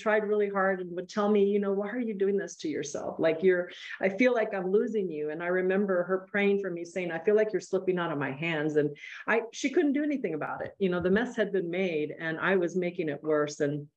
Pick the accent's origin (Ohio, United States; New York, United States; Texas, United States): Texas, United States; El Paso; now in Austin, United States; I'm a border town gal. I grew up in El Paso, Texas